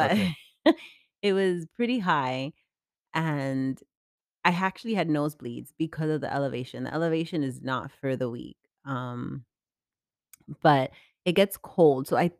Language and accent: English; New York, United States; But as a New Yorker